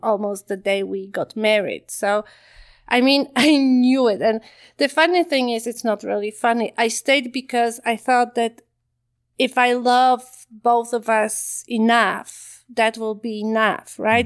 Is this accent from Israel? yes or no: no; Poland; moved away as an adult; also born or lived in Ottawa, Canada / Calgary, Canada; now in Canada; I grew up in Poland